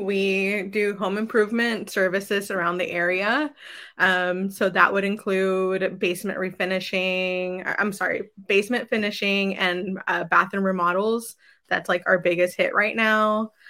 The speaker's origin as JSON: {"language": "English", "town": "Dunwoody", "region": "Georgia", "country": "United States", "tie": "born or raised there", "said": "I grew up in the area, so opening Dunwoody"}